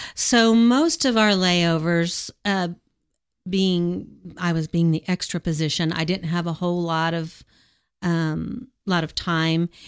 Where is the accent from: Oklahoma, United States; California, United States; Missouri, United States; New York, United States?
Oklahoma, United States; Edmond; I grew up in Edmond